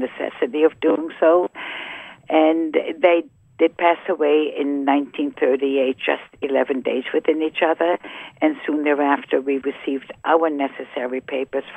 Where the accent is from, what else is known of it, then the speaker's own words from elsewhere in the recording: Germany; moved away; I was born in Germany